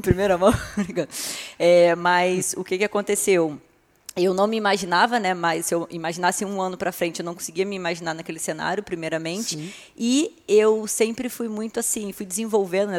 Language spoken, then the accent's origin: Portuguese; Rio de Janeiro, Brazil; moved away as an adult; also born or lived in Arraial do Cabo / Cabo Frio; now in São Paulo, Brazil; eu sou do Rio de Janeiro, né, morava aqui na região dos Lagos, em Arraial do Cabo